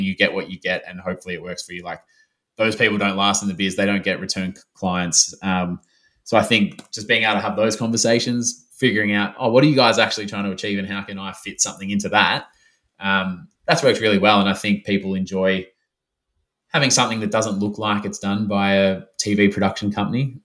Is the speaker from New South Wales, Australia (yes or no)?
no; Melbourne, Victoria, Australia; moved away as an adult; I'm back in my hometown, hometown of Melbourne